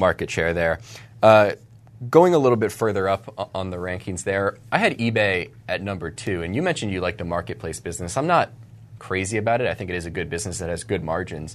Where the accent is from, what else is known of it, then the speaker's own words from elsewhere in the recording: Charlotte, North Carolina, United States; the Charlotte Observer, my hometown newspaper.